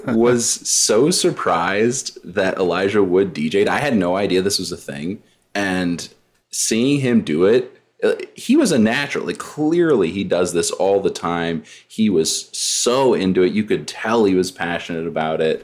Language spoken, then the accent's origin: English; New Mexico, United States; I'm from New Mexico, so it's very hot here